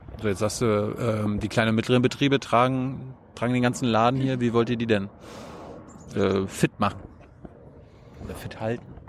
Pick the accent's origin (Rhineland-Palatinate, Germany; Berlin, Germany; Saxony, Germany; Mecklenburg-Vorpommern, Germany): Mecklenburg-Vorpommern, Germany; Ich bin jetzt aus Mecklenburg.